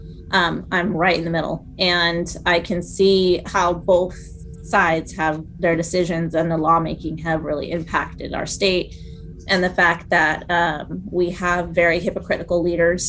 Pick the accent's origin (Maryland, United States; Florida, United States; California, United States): California, United States; also born or lived in San Diego, California / Hawaii; I've lived in California my whole life. I'm originally from Southern California. I was born in San Diego